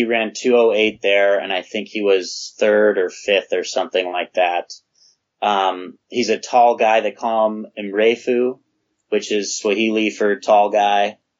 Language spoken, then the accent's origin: English; United States; I'm American